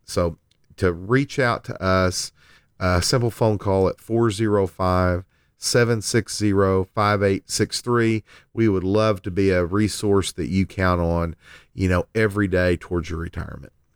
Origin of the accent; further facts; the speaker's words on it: Lindsay, Oklahoma, United States; my hometown of Lindsay, Oklahoma